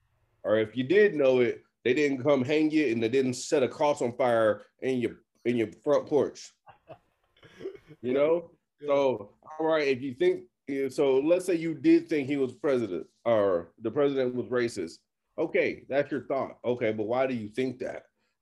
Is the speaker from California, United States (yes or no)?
no; Texas, United States; I don't know. It's called being a Texan. That's the only thing I can say.